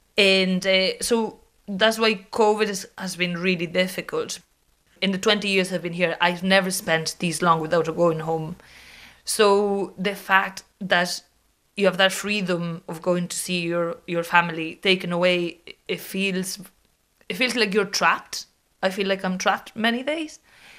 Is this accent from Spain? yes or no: yes; Viveiro, Galicia, Spain; now in Dublin, Ireland; My hometown is called Viveiro. It's a little medieval town in the north coast of Galicia.